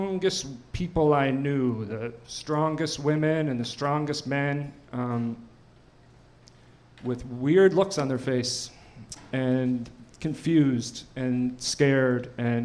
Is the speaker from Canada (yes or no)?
yes; New Waterford, Nova Scotia, Canada; When I was a kid, some point when I was a kid, I think it was around 1997, in New Waterford